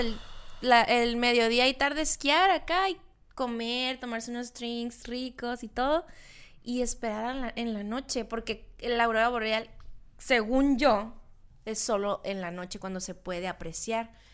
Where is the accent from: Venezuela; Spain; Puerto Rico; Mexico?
Mexico; Loreto, Baja California Sur; moved away; los que somos de allá de Loreto